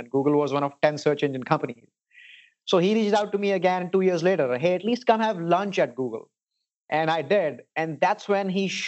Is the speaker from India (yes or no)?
yes; India; moved away as an adult; also born or lived in Houston, Texas; now in Silicon Valley, United States; I spent about 22 years of my life growing up in India.